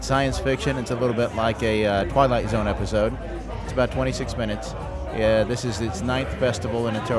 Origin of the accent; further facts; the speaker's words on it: Atlanta, Georgia, United States; I'm actually from Atlanta.